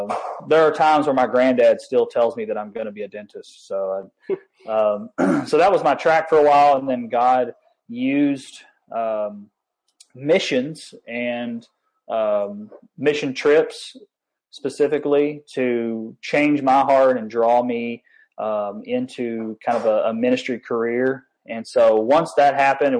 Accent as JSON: {"language": "English", "town": "Owensboro", "region": "Kentucky", "country": "United States", "tie": "born or raised there", "moved": "as an adult", "lives_now": "Baton Rouge, United States", "said": "my hometown of Owensboro, Kentucky"}